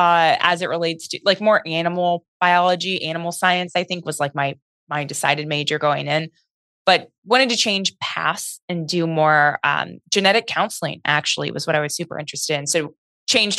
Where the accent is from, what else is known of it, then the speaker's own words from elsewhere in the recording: Piqua, Ohio, United States; moved away as an adult; now in Lexington, United States; I'm from a super small town, actually, just north of Dayton, Ohio. It's called Piqua